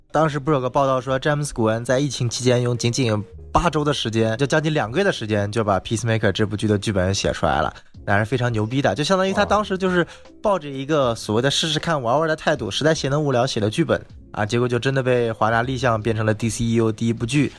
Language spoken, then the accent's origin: Chinese; China; also born or lived in Los Angeles, United States; 我是来自中国的